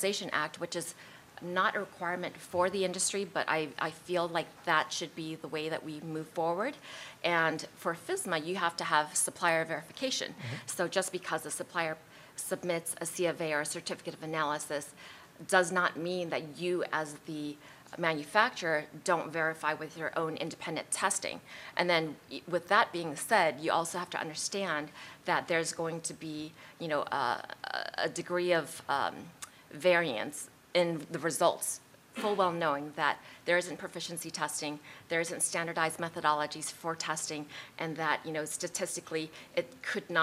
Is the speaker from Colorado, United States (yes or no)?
yes; Colorado, United States; I'm from Colorado